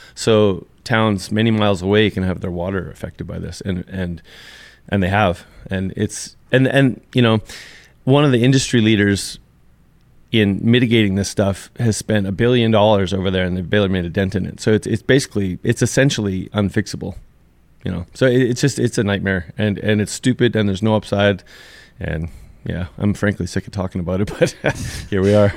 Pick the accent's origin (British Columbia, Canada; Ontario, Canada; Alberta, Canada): Alberta, Canada; I'm sixth generation Albertan